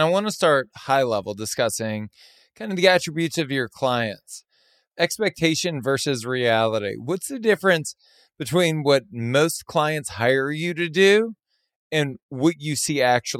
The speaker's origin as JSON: {"language": "English", "region": "Southern Louisiana", "country": "United States", "tie": "born or raised there", "also_born_or_lived": "Los Angeles", "moved": "yes", "said": "when I was born and raised in Southern Louisiana, grew up with great food, moved to Los Angeles long before the culinary renaissance"}